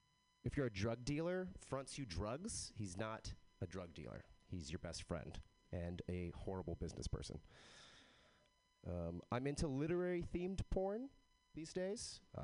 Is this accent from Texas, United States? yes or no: yes; Texas, United States; I am from Texas, but I don't have a Texas accent.